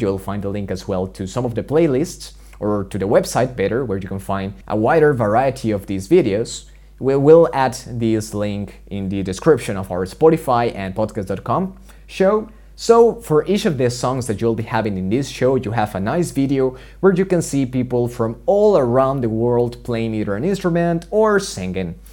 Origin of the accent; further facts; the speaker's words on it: Colombia; moved away; I come from Colombia